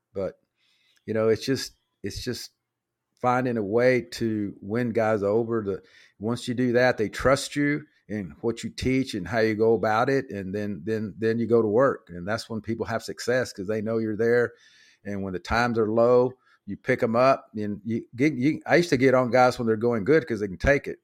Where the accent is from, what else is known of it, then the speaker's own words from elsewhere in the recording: Dallas, Texas, United States; also born or lived in Beeville, Texas; I grew up in Oak Cliff